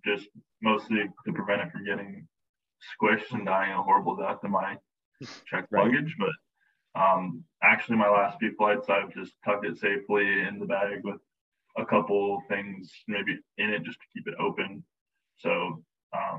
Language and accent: English; British Columbia, Canada; moved away as an adult; being from British Columbia